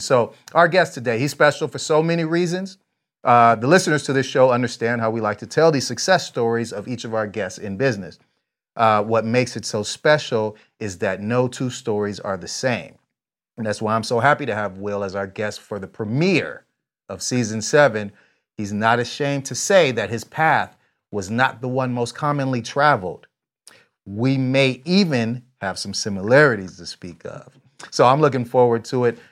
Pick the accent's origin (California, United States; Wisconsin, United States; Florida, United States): California, United States; San Jose; now in Vista, United States; born there, but I'm from there. I, I went to high school there, middle